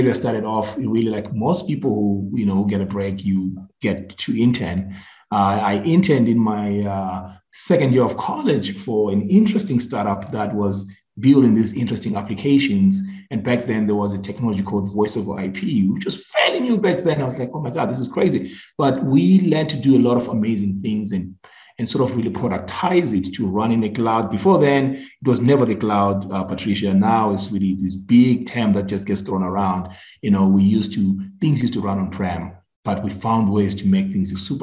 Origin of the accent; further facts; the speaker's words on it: Zimbabwe; moved away; also born or lived in Philadelphia, Pennsylvania, United States; I'm originally from Zimbabwe